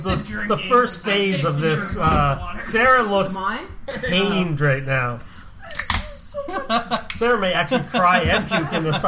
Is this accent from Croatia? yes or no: no; Montreal, Quebec, Canada; I'm from Montreal, by the way, guys.